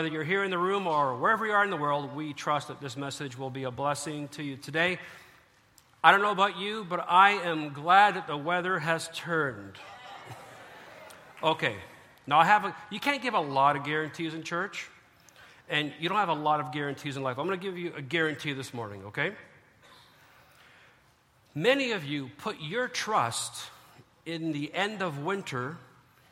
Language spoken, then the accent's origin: English; Canada; as a Canadian